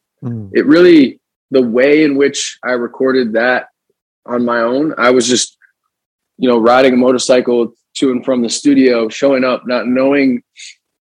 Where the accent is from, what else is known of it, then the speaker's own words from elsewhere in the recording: New Jersey, United States; moved away; We're going to go back to our hometown. We grew up in New Jersey